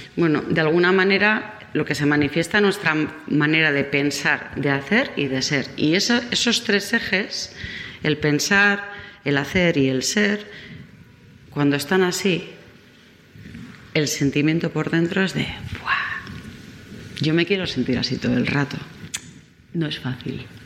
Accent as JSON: {"language": "Spanish", "region": "Basque Country", "country": "Spain", "said": "soy vasca"}